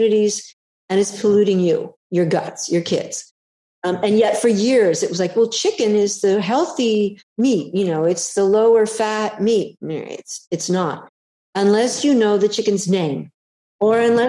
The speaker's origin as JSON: {"language": "English", "region": "California", "country": "United States", "said": "I'm a Californian"}